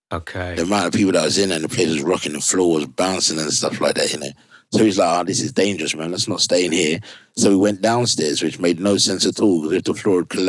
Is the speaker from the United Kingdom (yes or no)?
yes; London, United Kingdom; That's when I said to you that you kind of growing up in London, you kind of everywhere else was country